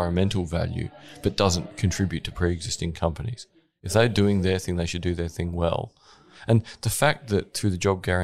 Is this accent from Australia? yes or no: yes; Gawler, South Australia, Australia; I'm from Gawler, north of Adelaide